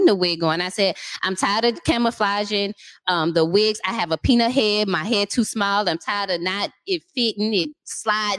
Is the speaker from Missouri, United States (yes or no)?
yes; St. Louis, Missouri, United States; moved away as an adult; also born or lived in Dallas, United States; now in Seattle, United States; I'm from St. Louis. I moved to Dallas. I stayed from Dallas for 10 years. And then last March, I actually moved to Seattle.